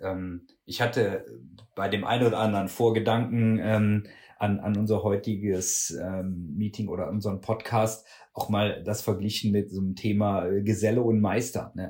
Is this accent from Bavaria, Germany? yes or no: no; Würselen, North Rhine-Westphalia, Germany; also born or lived in Cologne; ich komme aus Würselen